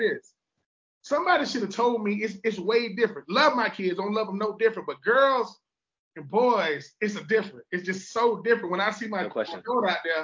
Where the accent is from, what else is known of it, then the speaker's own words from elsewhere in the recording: Georgia, United States; I'm from Georgia.